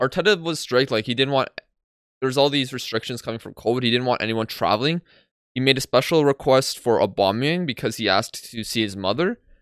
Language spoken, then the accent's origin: English; Poland; I'm from Poland